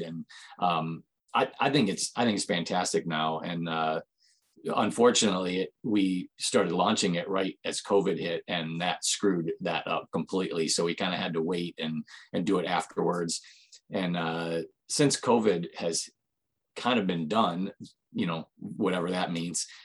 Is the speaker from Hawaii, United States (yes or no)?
no; Michigan, United States; have lived in Michigan almost all my life